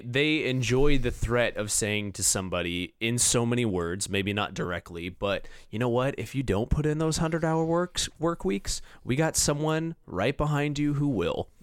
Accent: Orange County / Los Angeles, California, United States; L A and Orange County, which I'm like, that's my hometown

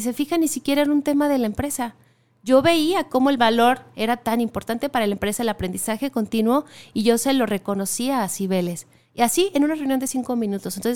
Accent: Ciudad Guzmán, Jalisco, Mexico; Sí, vengo de Ciudad Guzmán

